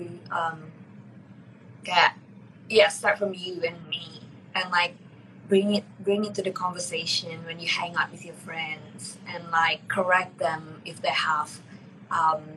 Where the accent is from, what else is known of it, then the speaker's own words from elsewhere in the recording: Palembang, South Sumatra, Indonesia; my hometown